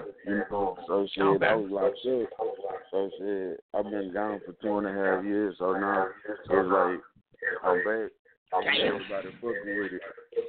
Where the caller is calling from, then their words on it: Houston, Texas, United States; Houston, Texas.